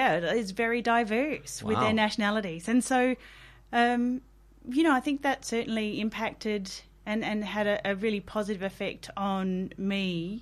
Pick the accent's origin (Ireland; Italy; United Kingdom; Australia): Australia; Coober Pedy, South Australia; I spent the first 13 years of my life growing up in the outback town.